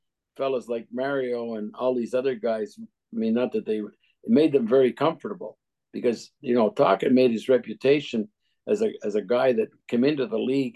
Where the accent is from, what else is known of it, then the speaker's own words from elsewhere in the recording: Montreal, Quebec, Canada; moved away; I'm from Montreal